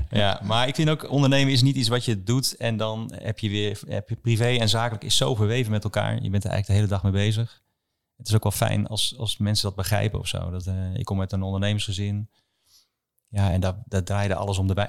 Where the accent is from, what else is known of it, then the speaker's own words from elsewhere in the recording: Schalkhaar, Overijssel, Netherlands; also born or lived in Wilnis; Schalkhaar. Ik ben ik ben net geboren in Wilnis, maar daarna naar ja, Salland verhuisd